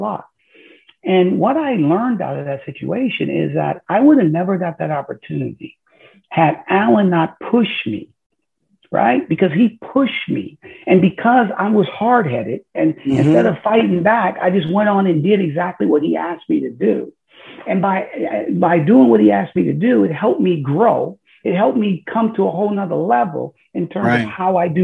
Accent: Detroit, Michigan, United States; moved away as an adult; here I am from Detroit, Michigan

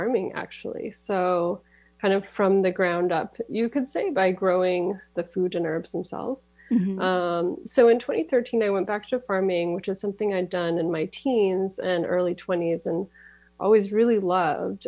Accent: Massachusetts, United States; moved away as an adult; now in Auburn, United States; I went to my home state of Massachusetts

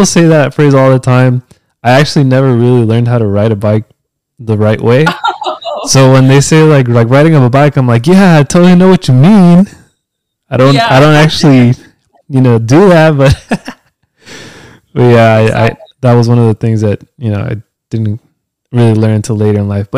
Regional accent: California, United States; first language Spanish; English is a second language; born and raised in California

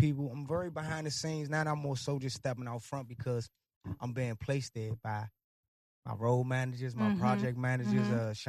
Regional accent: Washington, District of Columbia, United States; I'm from Southeast D.C., simple city

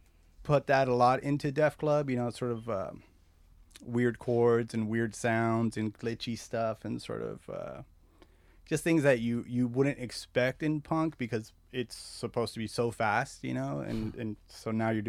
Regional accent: La Puente, California, United States; also born or lived in Azusa / Covina / West Covina / Argentina; So mostly I grew up in La Puente, Azusa, Covina, West Covina. We moved around a lot, and then we moved to Argentina. My family's from Argentina.

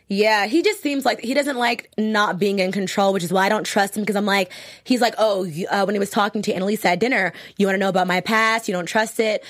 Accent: Virginia, United States; I'm from Virginia

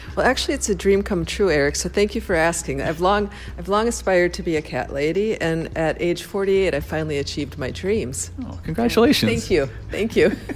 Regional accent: Paynesville, Minnesota, United States; I grew up in Paynesville, Minnesota Minnesota in the 1980s

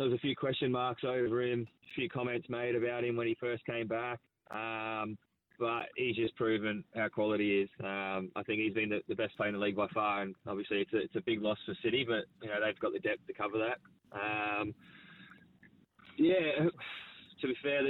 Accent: Australia; We're Australian

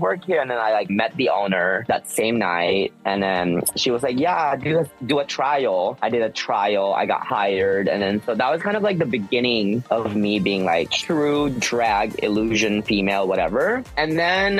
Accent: Seattle, Washington, United States; moved away as an adult; also born or lived in Philippines / New York City; now in Los Angeles, United States; So in Seattle, I immigrated there from the Philippines back in 1994. And then I went to, you know, primary school, middle school, and then I went to high school there

